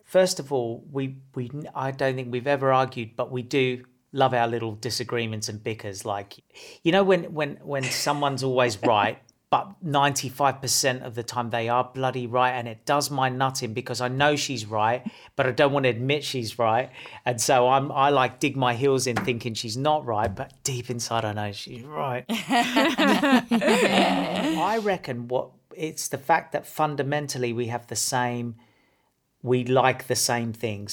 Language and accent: English; Australia; I'm from Australia